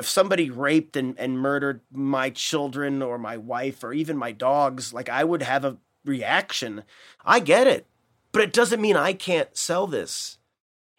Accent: United States; I'm an American

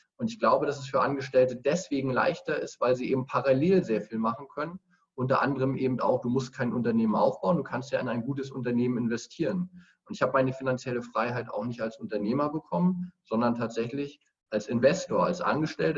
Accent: Greifswald, Mecklenburg-Vorpommern, Germany; in Greifswald, meiner Heimatstadt

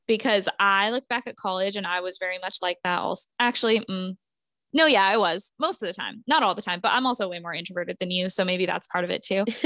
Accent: Vermont, United States; moved away; I grew up in Vermont, so I will be in Vermont from Wednesday to Monday of Thanksgiving week.

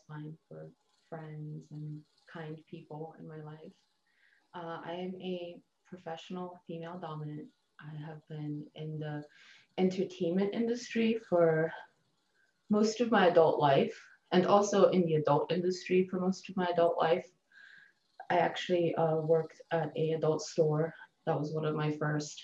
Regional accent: Bulgaria; also born or lived in Germany; now in Denver, United States; I was born in Bulgaria

